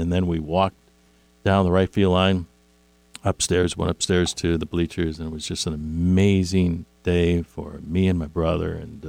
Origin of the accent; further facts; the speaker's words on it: Chicago, Illinois, United States; where I grew up on Carpenter Street on the south side of Chicago